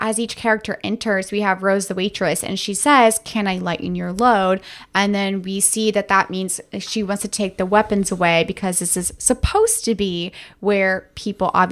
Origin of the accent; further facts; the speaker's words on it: Riverview, Florida, United States; as a young teen, grew up in Riverview